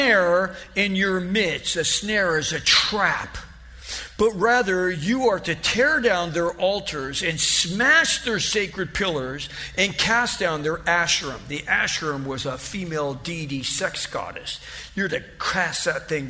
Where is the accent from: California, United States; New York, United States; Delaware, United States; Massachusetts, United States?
California, United States; Ontario; also born or lived in North Hollywood; We moved from North Hollywood to Ontario when I was 6 years old.